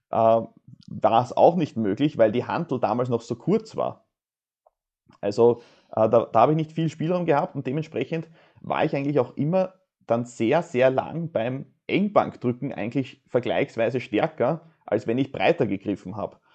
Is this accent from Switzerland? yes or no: no; Austria